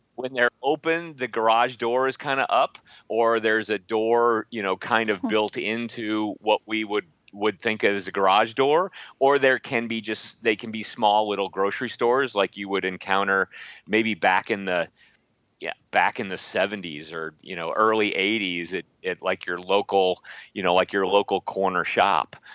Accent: Midwest, United States; I'm from the Midwest

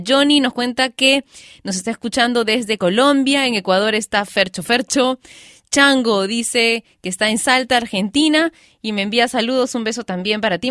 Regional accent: Peru; mi país, Perú

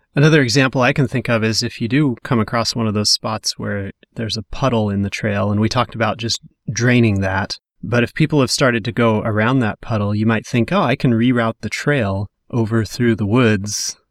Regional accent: Western Washington, United States; growing up in Western Washington

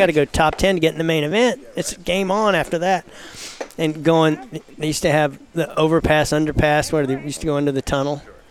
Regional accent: Houston, Texas, United States; born and raised in Houston.

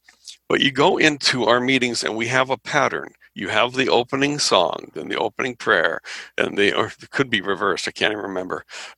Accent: Anaheim, California, United States; I grew up in Anaheim. And it was just a fun place to be, and it was a social experience.

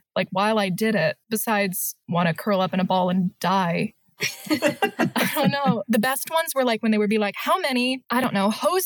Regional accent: Michigan, United States; I'm from Michigan.

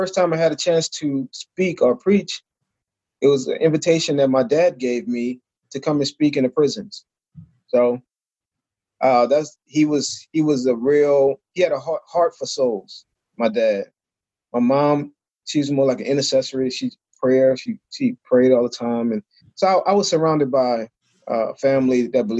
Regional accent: New Orleans, Louisiana, United States; I grew up in New Orleans, Louisiana.

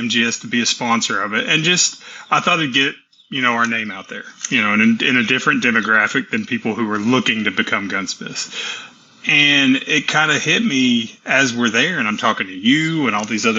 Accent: Tennessee, United States; also born or lived in Texas; I was born in Texas and raised in Tennessee

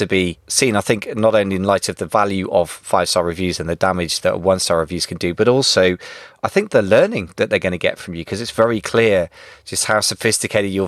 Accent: United Kingdom; first language English

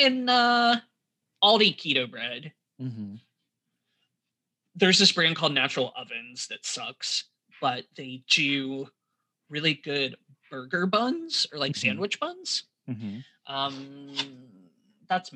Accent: United States; Being American

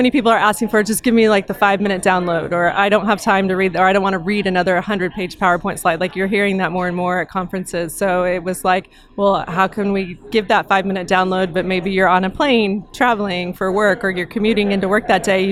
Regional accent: Austin, Texas, United States; It's my hometown

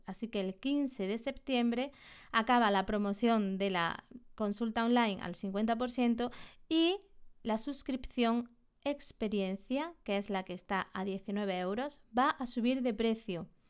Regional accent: Andalusia, Spain; En la Sierra de Córdoba, aquí en Andalucía, en mi, en mi tierra

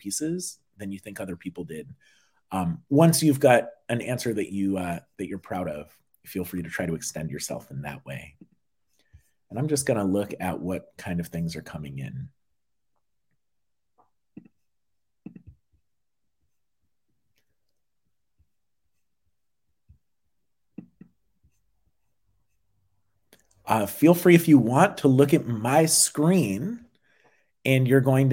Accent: Massachusetts, United States; Massachusetts, my home state

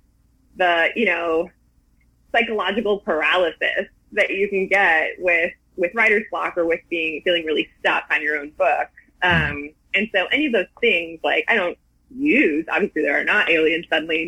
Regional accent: Milwaukee, Wisconsin, United States; I'm from Milwaukee

